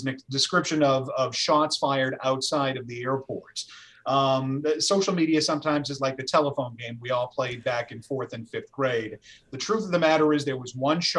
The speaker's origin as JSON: {"language": "English", "area": "Cape Cod", "region": "Massachusetts", "country": "United States", "said": "I'm from Cape Cod."}